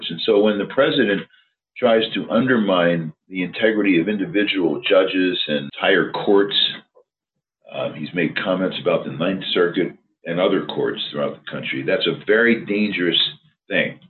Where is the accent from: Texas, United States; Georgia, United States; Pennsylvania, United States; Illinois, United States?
Pennsylvania, United States; my home state of Pennsylvania